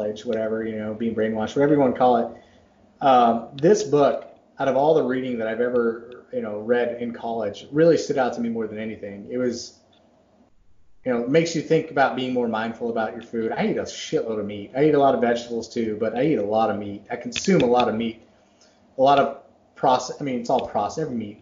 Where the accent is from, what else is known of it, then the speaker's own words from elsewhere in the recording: Dallas, Texas, United States; moved away; also born or lived in Massachusetts; I was born in Massachusetts, but I grew up in Texas